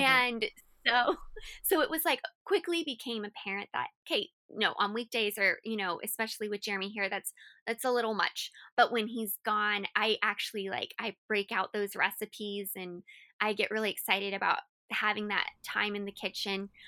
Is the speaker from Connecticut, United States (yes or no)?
no; Colorado Springs, Colorado, United States; moved away as an adult; also born or lived in Florida; I had grown up and was raised in Colorado my whole life